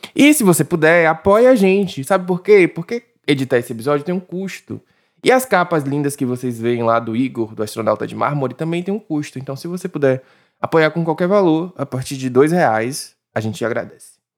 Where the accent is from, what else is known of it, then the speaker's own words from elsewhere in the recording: Brazil; mas eu sou brasileiro